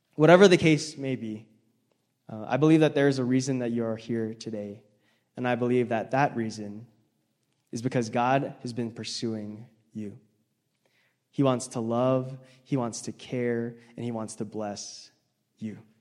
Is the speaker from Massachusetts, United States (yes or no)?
no; Hawaii, United States; moved away as an adult; now in Salt Lake City, United States; I grew up in Hawaii where people were good drivers and no one really honked, but now I live in Salt Lake